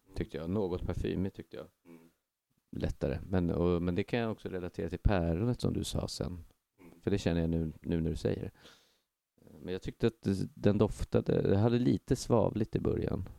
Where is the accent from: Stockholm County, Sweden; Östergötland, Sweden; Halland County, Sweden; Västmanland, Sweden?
Stockholm County, Sweden; Stockholm; also born or lived in Västertorp; jag är ju också då en kille från eh, Hägersten